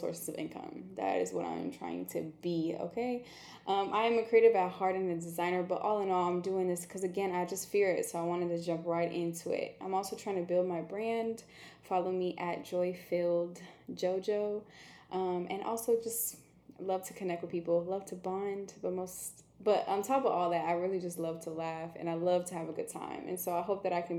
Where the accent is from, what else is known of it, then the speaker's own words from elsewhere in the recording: Dallas, Texas, United States; I am half Italian, half Ethiopian, but I was raised in the Triple D, Dallas, Texas.